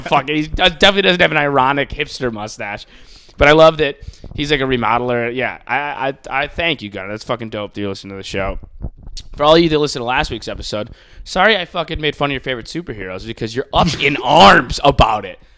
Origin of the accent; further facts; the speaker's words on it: Buffalo, New York, United States; I'm like from Buffalo